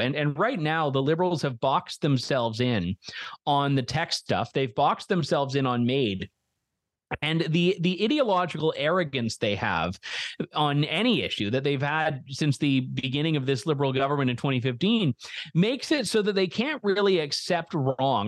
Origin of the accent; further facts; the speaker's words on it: Canada; as a Canadian